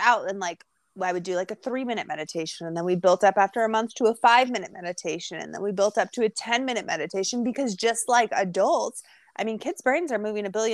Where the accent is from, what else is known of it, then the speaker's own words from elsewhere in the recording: Edmonds, Washington, United States; now in California, United States; I am in California now, but I grew up in Edmonds